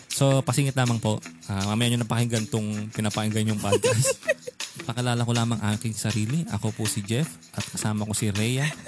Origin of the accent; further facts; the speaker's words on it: Rizal, Calabarzon, Philippines; taga Rizal ako